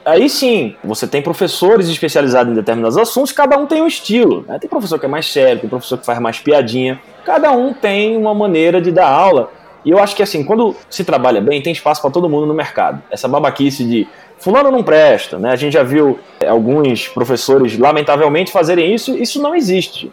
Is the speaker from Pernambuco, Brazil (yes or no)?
yes; Recife, Pernambuco, Brazil; Eu sou pernambucano de Recife